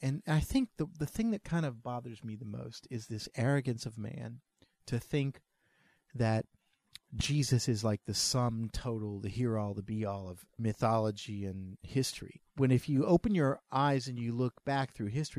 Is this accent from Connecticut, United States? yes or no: no; New Orleans, Louisiana, United States; we're from New Orleans